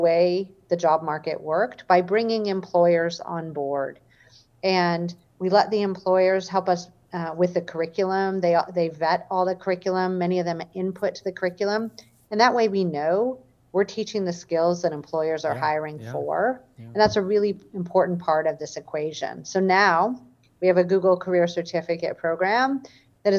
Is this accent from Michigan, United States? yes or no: yes; Michigan, United States; I grew up in Michigan